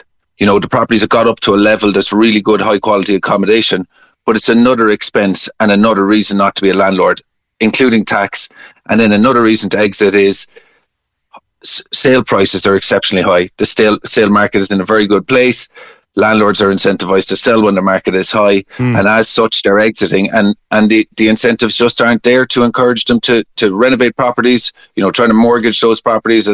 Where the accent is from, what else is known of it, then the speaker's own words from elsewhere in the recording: Bandon, Munster, Ireland; my hometown of Bandon